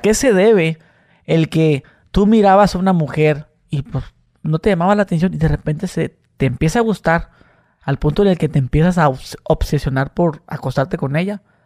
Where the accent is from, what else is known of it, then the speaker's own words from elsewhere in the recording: Tijuana, Baja California, Mexico; yo soy acá de, este, de Tijuana